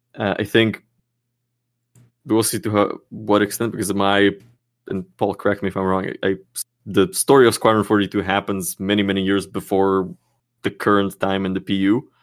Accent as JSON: {"language": "English", "country": "Slovakia", "moved": "yes", "lives_now": "Czech Republic", "said": "I'm from Slovakia, which is two hours drive over the border"}